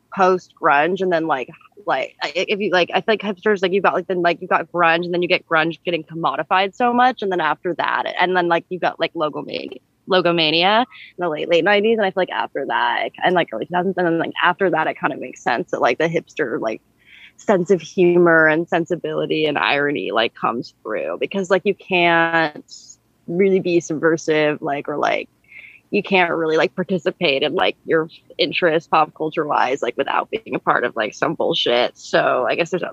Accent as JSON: {"language": "English", "town": "Manhattan Beach", "region": "California", "country": "United States", "moved": "yes", "lives_now": "New York, United States", "said": "I'm from Manhattan Beach, California."}